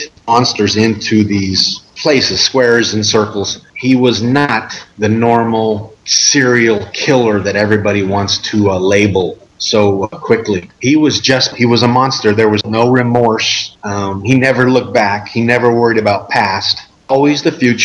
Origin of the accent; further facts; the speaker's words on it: United States; as an American